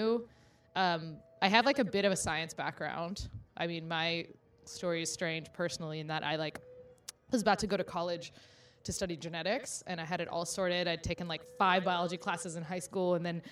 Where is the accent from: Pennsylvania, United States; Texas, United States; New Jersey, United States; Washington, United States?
Texas, United States; Houston; moved away as an adult; now in New York, United States; I'm originally from Houston, so woo-woo, Texas! But I'm based out of New York now